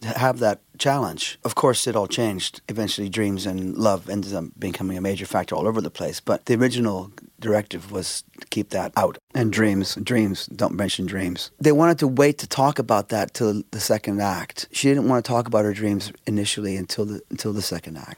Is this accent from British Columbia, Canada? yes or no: yes; Vancouver, British Columbia, Canada; we're from Canada, and we're from Vancouver, Canada.